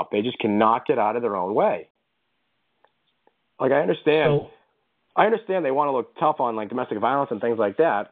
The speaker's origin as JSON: {"language": "English", "town": "Boston", "region": "Massachusetts", "country": "United States", "said": "we're from Boston"}